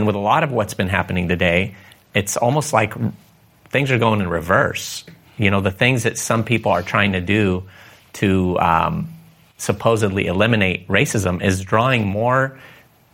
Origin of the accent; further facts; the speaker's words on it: Jounieh, Lebanon; moved away; I was actually born in Lebanon.